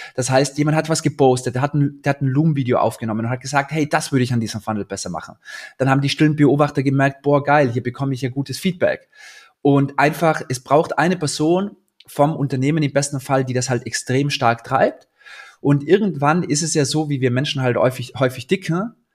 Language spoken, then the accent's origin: German; Austria; now in Berlin, Germany; ich bin Österreicher